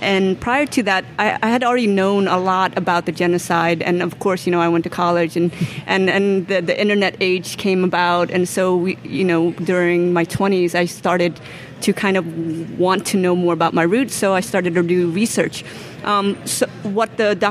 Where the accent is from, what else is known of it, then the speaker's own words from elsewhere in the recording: United States; when we grew up in America